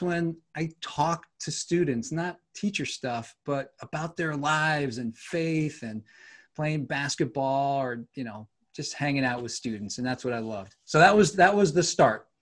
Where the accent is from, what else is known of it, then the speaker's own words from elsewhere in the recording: New York, United States; moved away as an adult; also born or lived in Seattle suburbs / Southern California; growing up in New York, you know, winters are not pleasant here